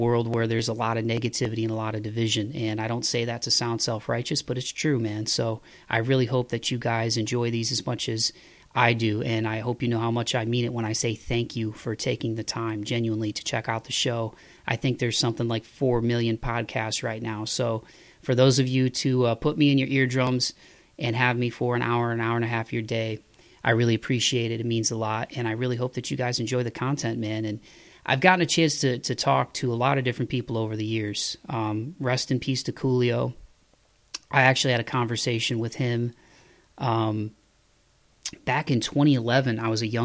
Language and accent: English; Toledo, Ohio, United States; now in Nashville, United States; I am a, 419er till I die, growing up in Toledo, Ohio.